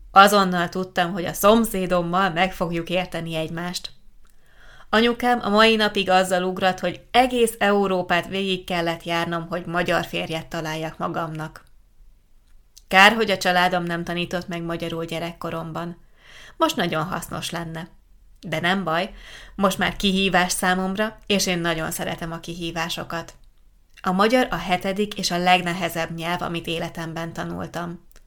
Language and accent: Hungarian; Southwest Slovakia, Slovakia; Hungarian is a second language; Egy délnyugat-szlovákiai kisfaluból származom, ahol sok magyar anyanyelvű ember él.